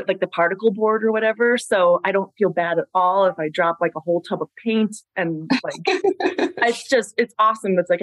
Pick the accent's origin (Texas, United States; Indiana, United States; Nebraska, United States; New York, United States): New York, United States; Long Island; moved away as an adult; now in Colorado, United States; we're all from Long Island, New York originally